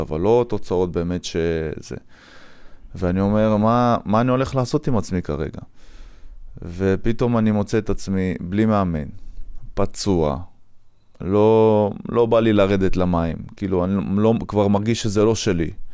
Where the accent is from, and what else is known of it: Afula, Northern District, Israel; moved away as an adult; also born or lived in Wingate Institute, Netanya